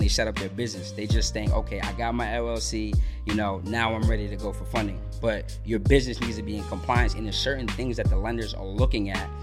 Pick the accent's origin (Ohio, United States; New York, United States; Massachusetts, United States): Massachusetts, United States; Boston; moved away as an adult; now in Georgia, United States; I'm from Boston, Mass, originally. Um, I've been here in Georgia now for about six months.